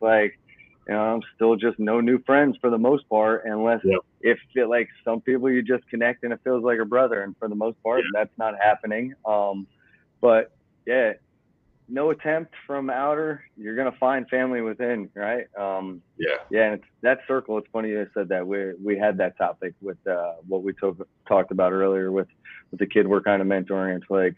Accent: New Jersey, United States; moved away; I grew up with a single mom. We moved actually from New Jersey down here.

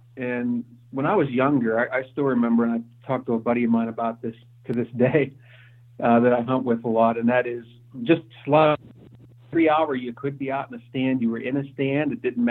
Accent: Pennsylvania, United States; also born or lived in Ohio; my family and I moved back to Pennsylvania, where my wife and I both grew up here, and we moved back to Pennsylvania from Ohio.

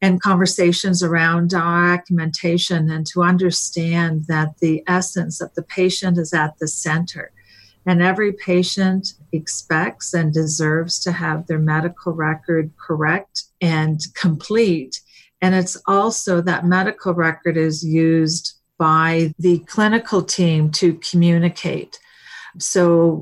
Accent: East Coast, United States; moved away as an adult; also born or lived in Seattle; I'm from the East Coast, and I was moving to the West Coast

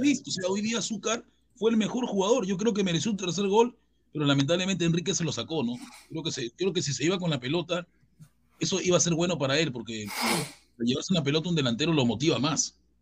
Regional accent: Chincha Alta, Ica, Peru; Yo soy de Chincha

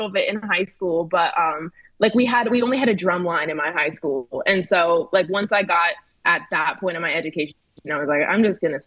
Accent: Philadelphia, Pennsylvania, United States; I'm originally from Philly.

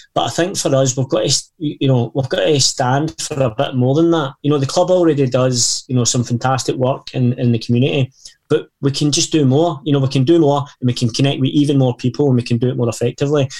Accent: Erskine, Scotland, United Kingdom; I grew up in Erskine

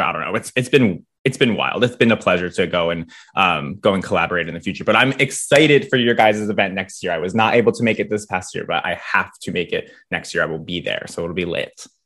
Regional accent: near Philadelphia, Pennsylvania, United States; moved away as an adult; now in York, United States; I grew up a little bit closer to Philly

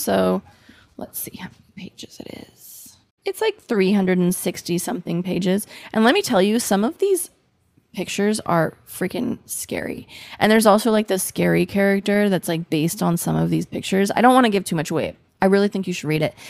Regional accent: United States; accent: American; my American accent

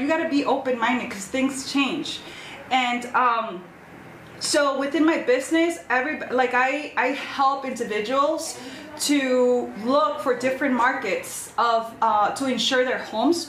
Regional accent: Chicago, Illinois, United States; Born and raised in Chicago, er, born in Chicago and raised in the suburbs

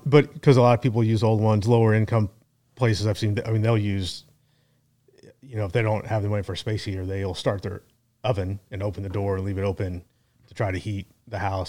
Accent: Kansas City, Missouri, United States; born and raised in Kansas City

